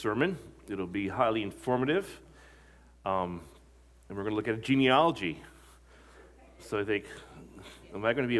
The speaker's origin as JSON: {"language": "English", "region": "Ohio", "country": "United States", "tie": "born or raised there", "said": "I was, of course, born in Ohio, but I lived in various cities in Ohio."}